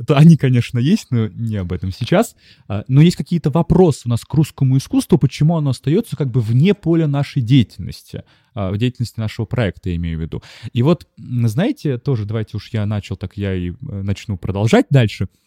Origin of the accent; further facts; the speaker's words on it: Saint Petersburg, Russia; я школьник питерский